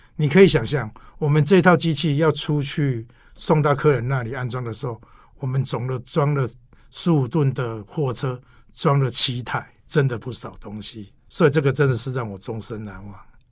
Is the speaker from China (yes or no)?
no; Taiwan; 我们台湾人